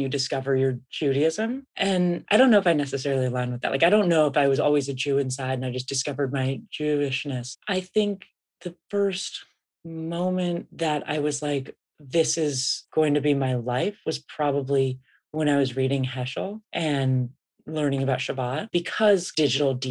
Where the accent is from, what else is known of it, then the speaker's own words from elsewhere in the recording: San Francisco, California, United States; I grew up in San Francisco